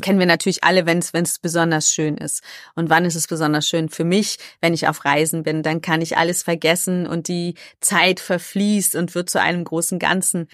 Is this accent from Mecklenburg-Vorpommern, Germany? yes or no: no; Cologne, North Rhine-Westphalia, Germany; Ich bin ja eigentlich Kölnerin und wir Kölschen haben ja dieses Kölsche Grundgesetz